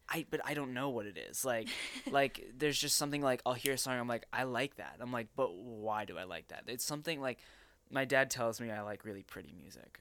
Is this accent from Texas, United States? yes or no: yes; Arlington, Texas, United States; at age 13 in Arlington, Texas, at a public, uh, uh, I guess junior high school